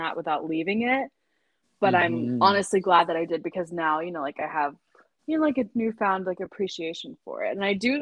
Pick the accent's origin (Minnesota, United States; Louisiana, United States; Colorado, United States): Louisiana, United States; Lake Charles; now in Oxford, United States; growing up in Louisiana